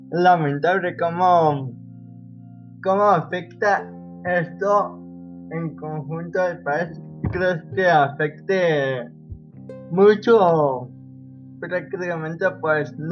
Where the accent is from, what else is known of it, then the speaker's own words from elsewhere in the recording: Mexico; somos los dos de México.